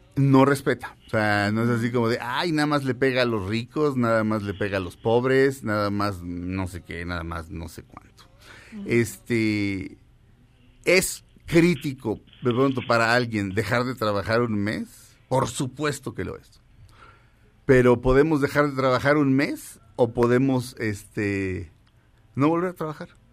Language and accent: Spanish; Mexico; Somos mexicanos, todos